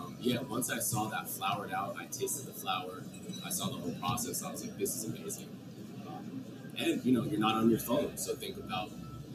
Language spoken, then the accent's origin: English; New York, United States; now in Oregon, United States; we're originally from New York. Yep. We moved out to Oregon